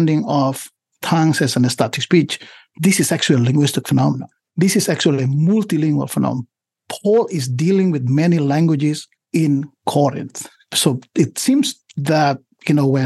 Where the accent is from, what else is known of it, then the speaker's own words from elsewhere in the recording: Indonesia; English is a second language; moved away as an adult; also born or lived in Southern California; now in United States; I come from Indonesia